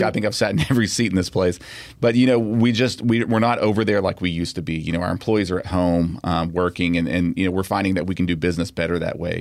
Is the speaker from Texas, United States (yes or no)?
yes; Pearland, Texas, United States; when I grew up in Pearland, it was like Lake Jackson, you know, it was a small town